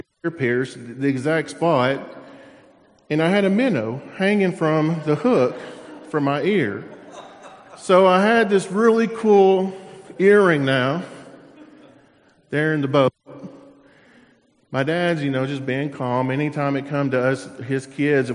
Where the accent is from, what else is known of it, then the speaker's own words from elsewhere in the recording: Tennessee, United States; now in Florida, United States; growing up in Tennessee